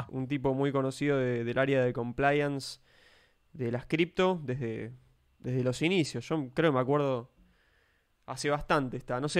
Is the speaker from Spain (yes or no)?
yes; Spain; Yo soy español.